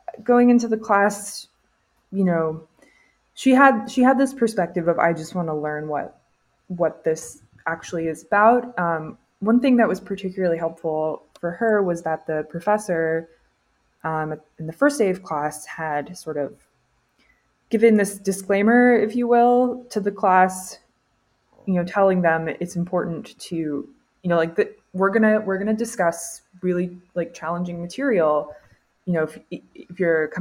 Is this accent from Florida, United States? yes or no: yes; Orlando, Florida, United States; moved away as an adult; now in Mississippi, United States; I'm from like the part of Florida that's not really the deep South, like Orlando sprawl